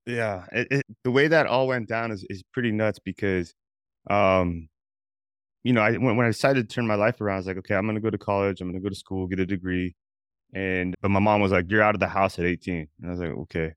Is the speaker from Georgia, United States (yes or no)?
no; Albuquerque, New Mexico, United States; I grew up in Albuquerque, New Mexico